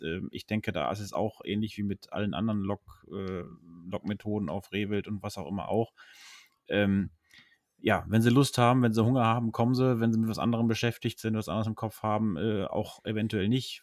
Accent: Höxter district, North Rhine-Westphalia, Germany; moved away; da wo ich zu Hause, wo ich herkomme, also Kreis Höxter, bzw. Nachbarkreis

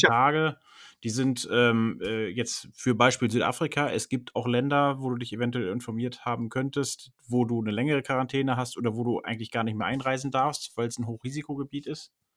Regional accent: Germany; bei uns in Deutschland

